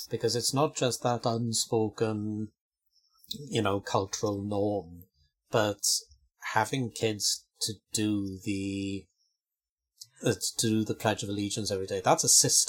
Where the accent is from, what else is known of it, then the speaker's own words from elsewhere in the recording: South Wales, United Kingdom; the culture that I grew up with in South Wales